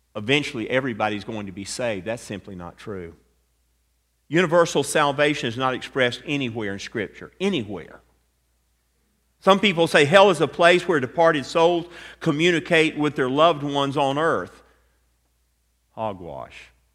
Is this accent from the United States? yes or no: yes; Atlanta, Georgia, United States; I grew up in Atlanta, Georgia